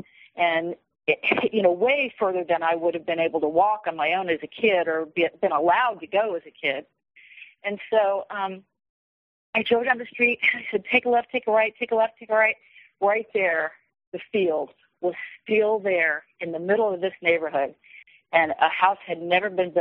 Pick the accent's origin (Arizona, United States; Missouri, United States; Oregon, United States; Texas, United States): Missouri, United States; Kansas City; moved away as an adult; I moved from Kansas City to the Midwest in my early 20s, and I didn't come back for many, many years.